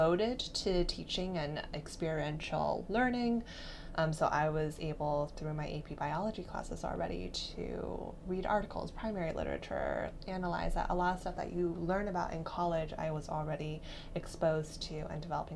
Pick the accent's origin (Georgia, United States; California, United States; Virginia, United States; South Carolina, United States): Virginia, United States; Herndon; I grew up in Virginia in a suburb outside of DC called Herndon